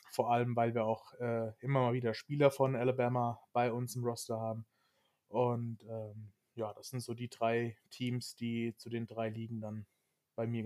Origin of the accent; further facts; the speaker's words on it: Hesse, Germany; Also ich komme aus der Nähe von Frankfurt, von daher ist das für mich ein No-Brainer.